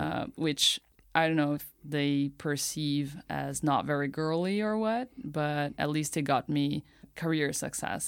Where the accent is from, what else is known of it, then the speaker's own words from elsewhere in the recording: Campinas, São Paulo, Brazil; moved away as an adult; now in Tokyo, Japan; I'm from Brazil, and my hometown is called Campinas. It's like a one hour drive from São Paulo. And, yeah, I, I was raised there my whole life